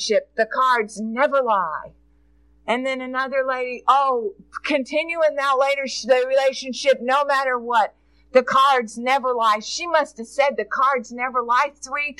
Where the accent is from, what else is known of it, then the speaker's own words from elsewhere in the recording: United States; also born or lived in Jessamine County, Kentucky; we are as an American people.